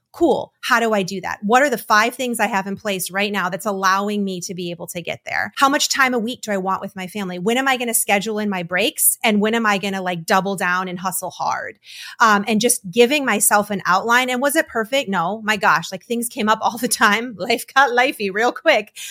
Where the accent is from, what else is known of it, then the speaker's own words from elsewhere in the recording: Detroit, Michigan, United States; now in North Carolina, United States; I was born and raised in Detroit. I came down to North Carolina